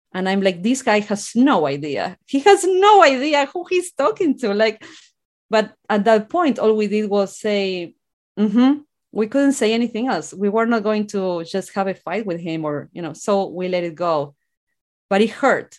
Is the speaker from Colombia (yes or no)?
no; General Belgrano, Buenos Aires Province, Argentina; English is a second language; moved away as an adult; now in United States; I grew up in a small rural town in Argentina called General Belgrano. That's where I'm from.